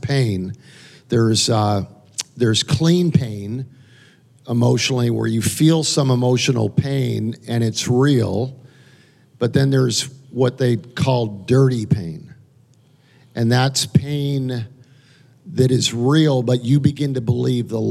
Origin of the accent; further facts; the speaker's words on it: Calgary, Alberta, Canada; now in United States; I'm an immigrant to America. I grew up in Calgary, Alberta, Canada